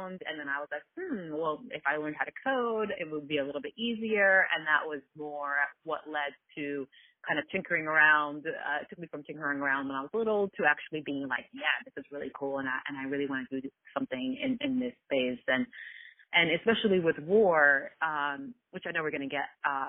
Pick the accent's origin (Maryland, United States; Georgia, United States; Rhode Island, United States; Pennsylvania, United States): Pennsylvania, United States; Philadelphia; also born or lived in Kuwait; I was born in Kuwait, and it was a complete fluke how my family and I ended up here in Philadelphia